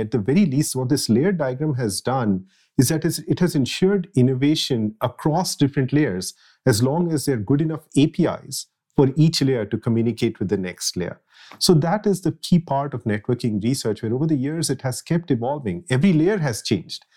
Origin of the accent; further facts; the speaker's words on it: Jamshedpur, Jharkhand, India; moved away as an adult; now in Redmond, United States; I grew up in a city called Jamshedpur in India